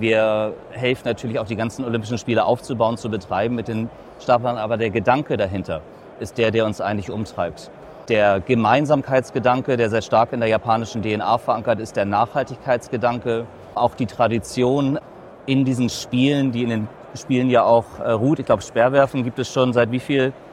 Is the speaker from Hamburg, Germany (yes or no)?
yes; Hamburg, Germany; Als geborener Hamburger